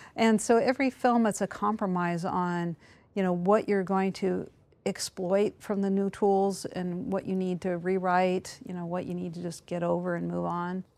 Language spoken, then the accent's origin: English; the Northwest Mountains, Pacific Northwest, United States; moved away; I grew up in the Northwest Mountains